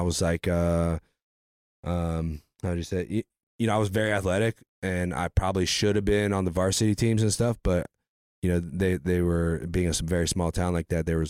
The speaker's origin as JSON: {"language": "English", "town": "Bowersville", "region": "Ohio", "country": "United States", "tie": "born there", "said": "No, I was born in Bowersville, Ohio."}